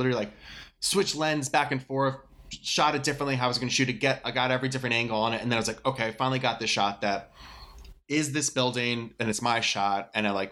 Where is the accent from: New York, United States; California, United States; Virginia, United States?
New York, United States; I'm a New Yorker